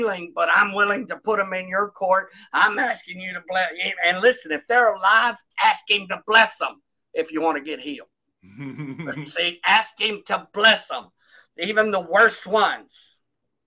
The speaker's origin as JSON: {"language": "English", "region": "Texas", "country": "United States", "moved": "yes", "lives_now": "Poteau, United States", "said": "I'm from Texas."}